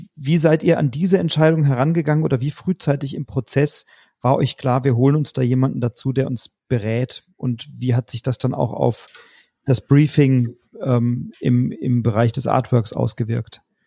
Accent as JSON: {"language": "German", "country": "Germany", "said": "bei uns in Deutschland"}